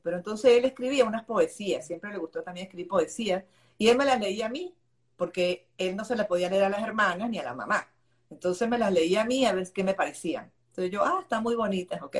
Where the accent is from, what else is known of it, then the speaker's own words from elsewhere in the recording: Buenos Aires, Argentina; now in Venezuela; yo nací en Buenos Aires